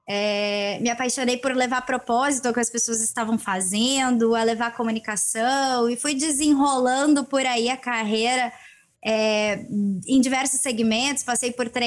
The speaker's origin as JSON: {"language": "Portuguese", "region": "Rio Grande do Sul", "country": "Brazil", "also_born_or_lived": "Northeast Brazil / São Paulo / Campinas / Rio de Janeiro", "said": "Eu sou aqui do Rio Grande do Sul, é"}